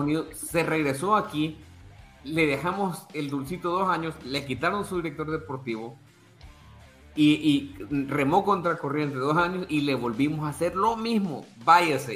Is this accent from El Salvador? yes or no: yes; El Salvador; soy salvadoreño